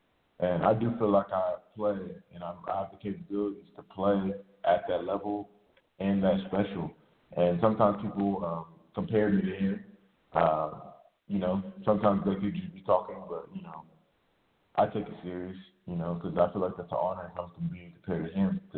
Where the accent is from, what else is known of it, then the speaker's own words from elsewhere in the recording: Nigeria; they used to call me like the … because I'm Nigerian